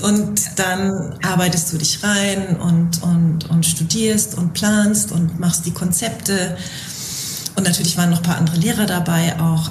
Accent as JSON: {"language": "German", "region": "Bavaria", "country": "Germany", "moved": "yes", "said": "ich komme ursprünglich aus Bayern"}